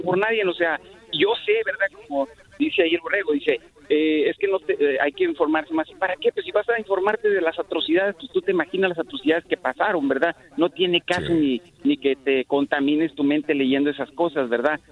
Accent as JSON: {"language": "Spanish", "country": "Mexico", "also_born_or_lived": "Nuevo Laredo", "moved": "yes", "lives_now": "Laredo, United States", "said": "nosotros somos de México, yo vivo en Laredo, Texas"}